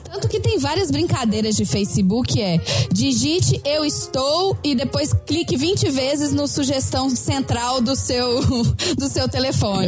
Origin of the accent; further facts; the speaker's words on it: Belo Horizonte, Minas Gerais, Brazil; moved away; sou de Belo Horizonte